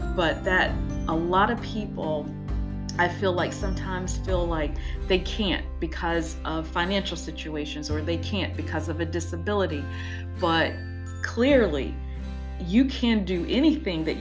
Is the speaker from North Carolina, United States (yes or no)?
yes; North Carolina, United States; I grew up in the South, North Carolina, but not Louisiana.